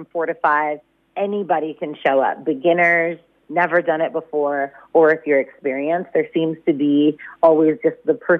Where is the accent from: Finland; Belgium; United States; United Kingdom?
United States; now in Shepparton, Australia; I'm American